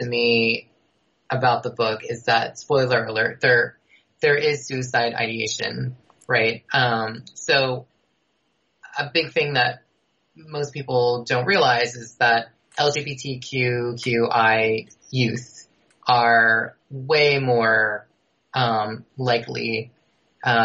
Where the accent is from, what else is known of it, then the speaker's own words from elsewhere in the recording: Rockland County, New York, United States; I grew up outside New York City in the suburbs, yeah. Uh-huh. So I'm from Rockland County, so across the river from Westchester